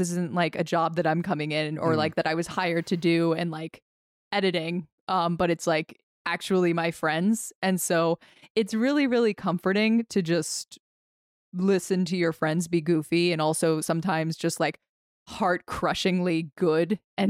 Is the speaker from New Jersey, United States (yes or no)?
yes; New Jersey, United States; I'm from South Jersey.